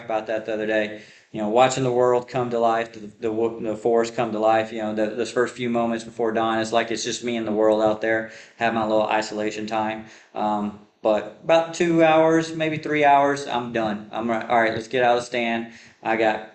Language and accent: English; West Texas, United States; I grew up hunting in Texas